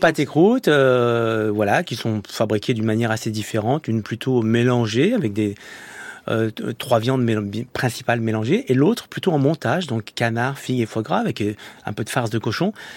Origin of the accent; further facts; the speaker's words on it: Saint-Étienne, Auvergne-Rhône-Alpes, France; moved away as an adult; also born or lived in Lyon; now in Paris, France; je suis un Stéphanois, arrivé à Paris